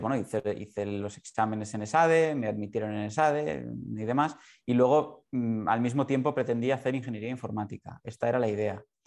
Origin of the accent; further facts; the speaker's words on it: Barcelona, Catalonia, Spain; yo soy de Barcelona, ciego de nacimiento